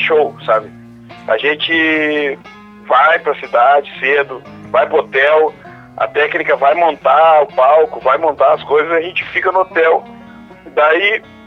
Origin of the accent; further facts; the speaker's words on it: Tupanciretã, Rio Grande do Sul, Brazil; now in Porto Alegre, Brazil; Eu sou de Tupanciretão